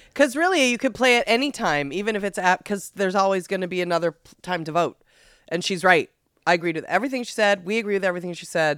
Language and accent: English; Massachusetts, United States; my home state of Massachusetts